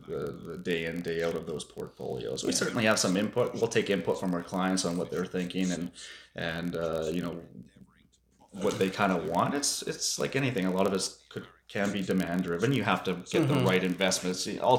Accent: Campbell River, British Columbia, Canada; also born or lived in Williams Lake; But I certainly consider Campbell River my hometown, and now I have a beautiful wife and two wonderful boys that we are raising in Campbell River.

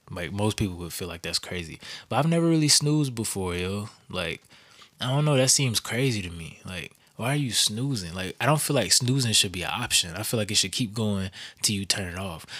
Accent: the South, United States; I grew up in the South

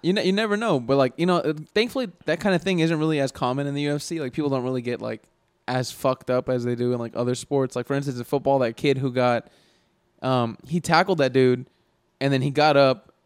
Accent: United States; We all identify as American

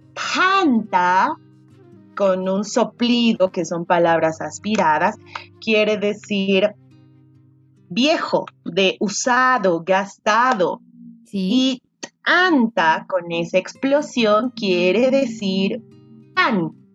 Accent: Potosí, Bolivia; somos Yahtamasis, porque las dos somos de Potosí

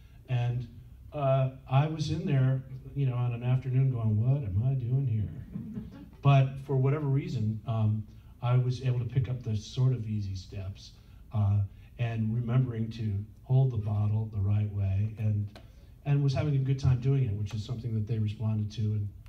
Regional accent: New Jersey, United States; Disco-themed idea, you know, growing up in New Jersey and going to the disco.

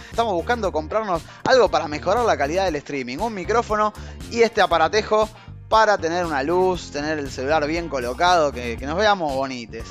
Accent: Argentina; De Argentina somos nosotros. Sí, el, acento nuestro puede confundir, porque podríamos ser uruguayos. Eh, pero no, somos argentinos

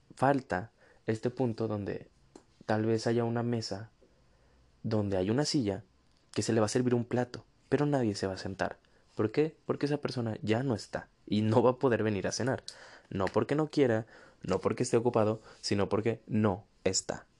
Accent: northern Mexico, Mexico; acá en el norte, de donde soy

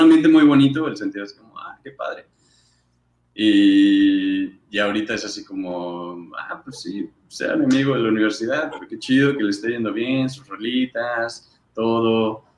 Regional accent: Querétaro, Mexico; nací en Querétaro.

